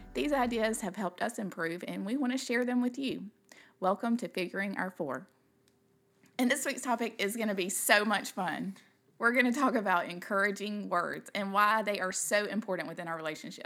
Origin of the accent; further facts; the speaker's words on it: the South, United States; accent: southern; also born or lived in Kentucky; now in South Georgia, United States; growing up in the South, those are things that are so important to us. Like we were just raised to say yes, ma'ams, no, ma'ams